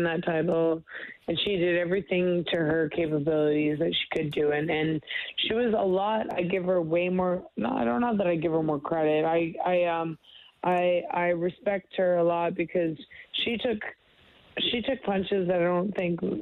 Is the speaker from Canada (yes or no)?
yes; Canada; being a Canadian